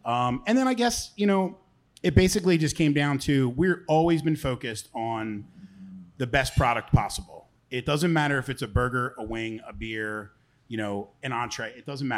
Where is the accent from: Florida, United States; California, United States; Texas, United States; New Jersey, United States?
New Jersey, United States; now in Delaware, United States; I grew up in South Jersey, and when I moved to Delaware